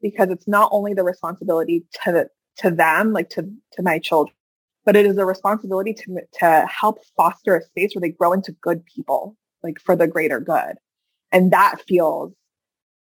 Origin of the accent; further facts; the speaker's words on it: Hackensack, New Jersey, United States; I come from Hackensack, New Jersey, right? But I also come from Iran